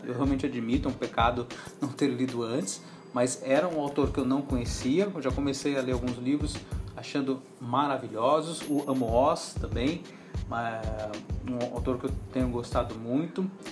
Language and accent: Portuguese; Cruzeiro, São Paulo, Brazil; moved away; also born or lived in Araraquara / Santo André; Quando eu era criança, ah, em Cruzeiro, eu era associado à biblioteca municipal